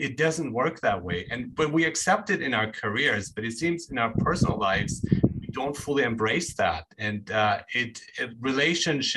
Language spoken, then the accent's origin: English; Nuremberg, Bavaria, Germany; moved away; I grew up in Germany, and so I did stand out there as a foreigner